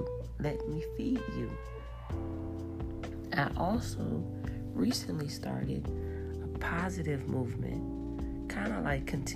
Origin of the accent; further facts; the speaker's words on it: New Orleans, Louisiana, United States; moved away as an adult; now in Houston, United States; I'm originally from New Orleans, and I'm new here to Houston.